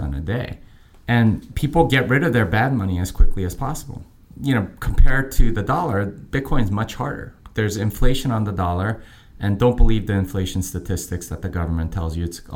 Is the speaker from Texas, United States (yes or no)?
yes; Texas, United States; I am from Texas. I live in Austin.